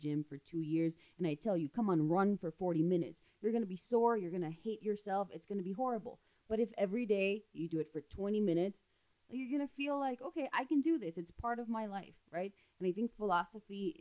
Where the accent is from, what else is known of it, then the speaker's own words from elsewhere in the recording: Ciudad Juárez, Chihuahua, Mexico; I grew up in Juarez